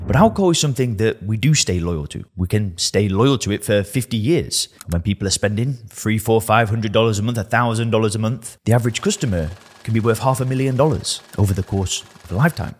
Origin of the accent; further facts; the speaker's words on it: Lancashire, North West England, United Kingdom; I'm from Lancashire in the northwest of England